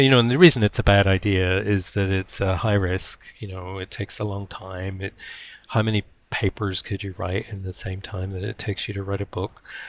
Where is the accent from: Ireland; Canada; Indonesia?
Ireland; also born or lived in Berkeley; now in Wellington, New Zealand; you know that I'm from Ireland, you know that I live in Wellington.